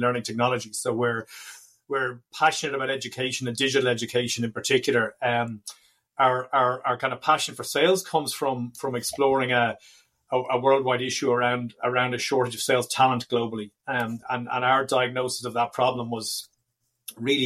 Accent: Dublin, Leinster, Ireland; We are from and based in Dublin in Ireland. I'm delighted to say my hometown

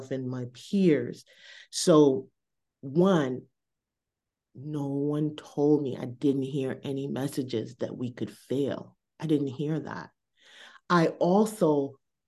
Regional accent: Boston, Massachusetts, United States; I was on Blue Hill and Talbot. That's that corridor I grew up

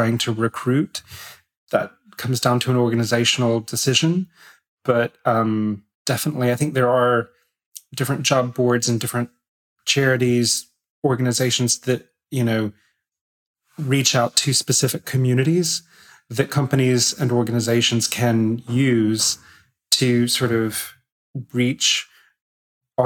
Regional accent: United States; moved away; I'm American as well

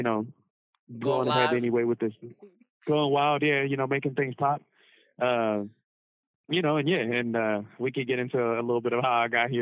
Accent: Cleveland, Ohio, United States; I was born and raised in Cleveland, Ohio

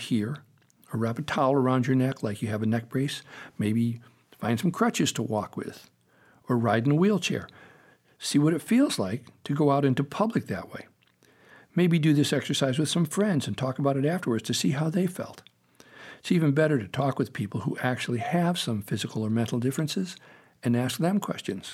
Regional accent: Meriden, Connecticut, United States; When I was little, growing up in Meriden, Connecticut

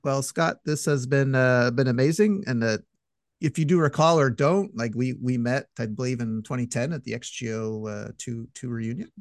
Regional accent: Montreal, Quebec, Canada; I'm from Montreal

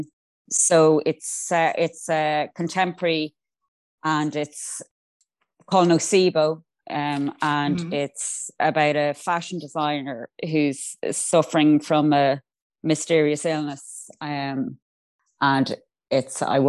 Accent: Ireland; I'm also Irish.

